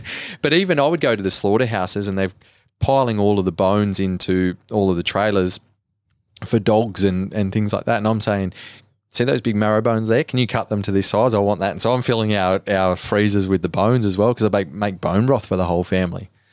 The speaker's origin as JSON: {"language": "English", "town": "Cobar", "region": "New South Wales", "country": "Australia", "tie": "born or raised there", "said": "I grew up in Cobar in Western New South Wales"}